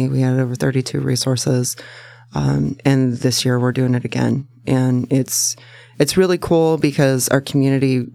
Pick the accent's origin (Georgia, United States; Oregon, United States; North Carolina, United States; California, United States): Oregon, United States; Salem; also born or lived in Tacoma, Washington; I was born in Tacoma, but I was raised in Salem.